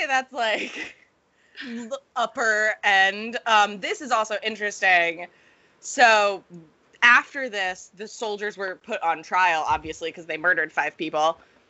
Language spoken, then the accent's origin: English; Boston, Massachusetts, United States; I grew up in Boston